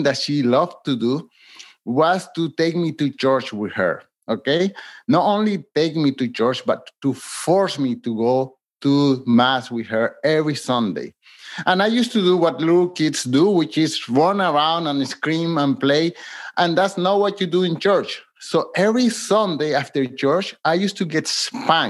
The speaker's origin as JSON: {"language": "English", "country": "Colombia", "tie": "born or raised there", "moved": "yes", "lives_now": "Montreal, Canada", "said": "I live in Montreal, Canada, but I'm from Colombia, South America."}